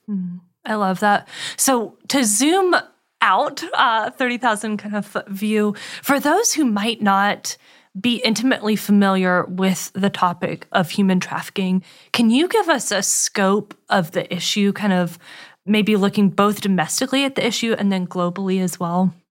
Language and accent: English; Winston-Salem, North Carolina, United States; I grew up in Winston Salem